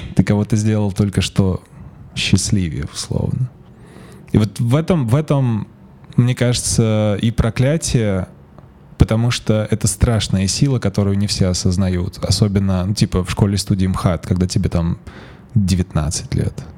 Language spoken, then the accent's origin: Russian; Saint Petersburg, Russia; moved away as an adult; now in Tbilisi, Georgia; я сам из, из Петербурга и прожил там большую часть жизни